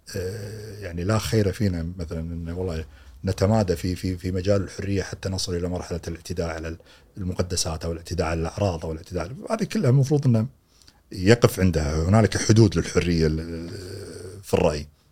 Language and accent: Arabic; Kuwait; عندنا في الكويت